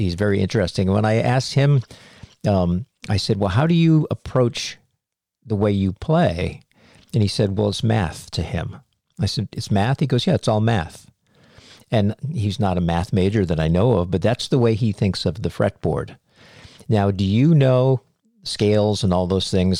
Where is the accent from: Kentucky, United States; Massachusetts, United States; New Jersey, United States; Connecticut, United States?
Massachusetts, United States; Cape Cod; I grew up on Cape Cod, Massachusetts